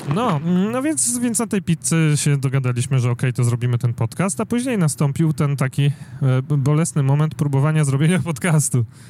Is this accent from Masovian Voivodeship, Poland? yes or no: yes; Warsaw, Masovian Voivodeship, Poland; ja jestem z Warszawy